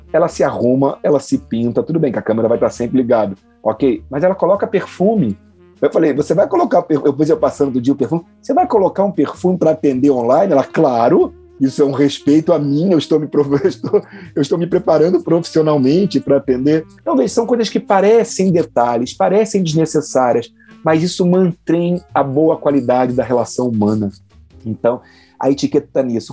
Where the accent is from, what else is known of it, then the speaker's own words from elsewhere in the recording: Rio de Janeiro, Brazil; moved away; also born or lived in Santa Catarina; eu que sou do Rio de Janeiro, tive alguma dificuldade quando cheguei a Santa Catarina